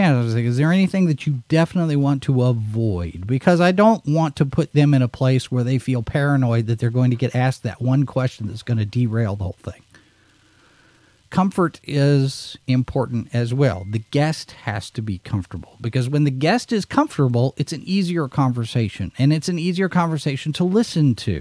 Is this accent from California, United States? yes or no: no; Dallas, Texas, United States; also born or lived in Little Rock; growing up in Dallas, there was a radio station, KVIL